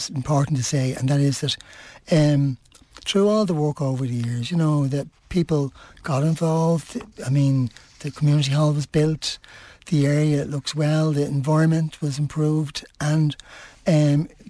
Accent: Dublin, Leinster, Ireland; moved away as an adult; also born or lived in Finglas; now in Swords, Ireland; I'm originally from the Liberties

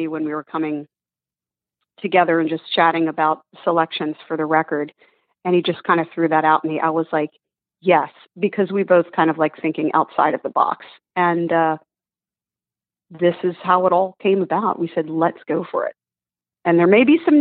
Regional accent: Northeast, United States; I grew up in the Northeast

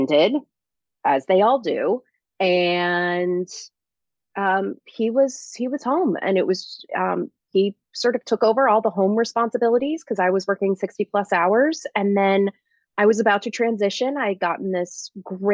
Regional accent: Omaha, Nebraska, United States; moved away as an adult; also born or lived in St. Louis, Missouri / Boston / New York / Chicago; now in Maplewood, United States; raised in Omaha, Nebraska. So Midwest girl

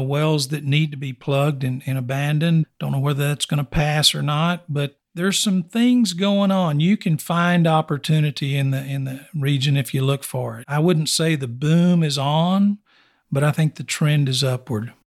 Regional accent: Snyder, Texas, United States; Born and raised in West Texas, for the most part, I was born ninety miles east of here in Snyder, also Oilfield Country.

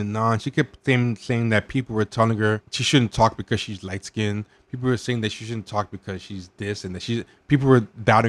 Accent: United States; I'm a Black American because I'm Black and born in America, but I'm not a descendant of U.S. slaves.

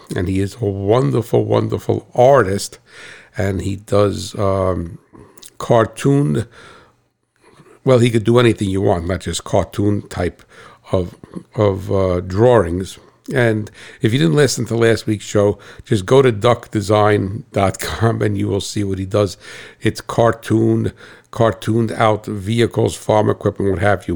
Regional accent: United States; I'm American

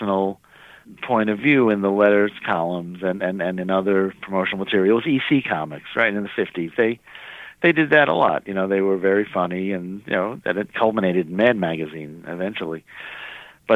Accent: New York, United States; I'm a New Yorker

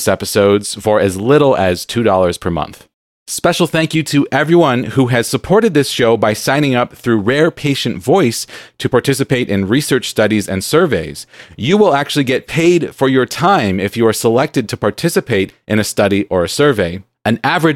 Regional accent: San Diego, California, United States; now in Seattle, United States; I grew up in San Diego where it's very hot

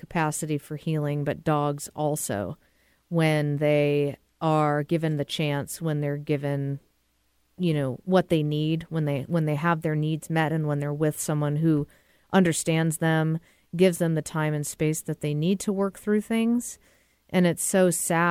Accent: Massachusetts, United States; moved away; I'm from Massachusetts

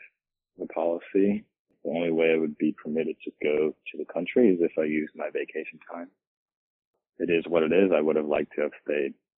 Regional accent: New York, United States; moved away as an adult; also born or lived in Brooklyn, New York / Ithaca, New York; now in Charlottesville, United States; I am from New York originally, moved down to Charlottesville

